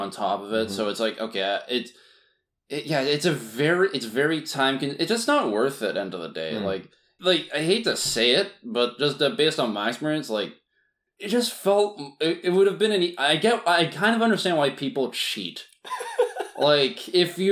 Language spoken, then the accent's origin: English; Vancouver, British Columbia, Canada; I grew up in Vancouver, most of my life